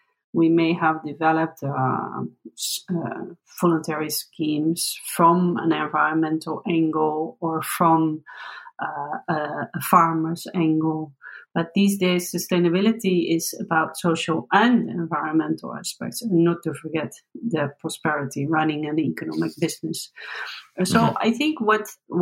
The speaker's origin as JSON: {"language": "English", "country": "Netherlands", "said": "I come from the Netherlands"}